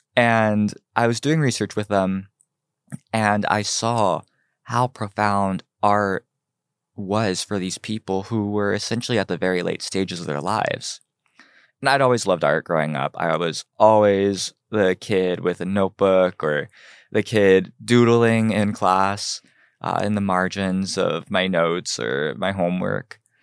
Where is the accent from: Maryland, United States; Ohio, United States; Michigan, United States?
Ohio, United States; Cincinnati; also born or lived in Seoul, South Korea; now in Los Angeles, United States; So I was born in Seoul, South Korea. I was adopted, uh, when I was three months old, grew up in Cincinnati, Ohio